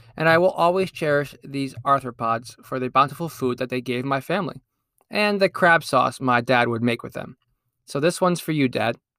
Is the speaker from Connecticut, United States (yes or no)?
yes; Connecticut, United States; my home state of Connecticut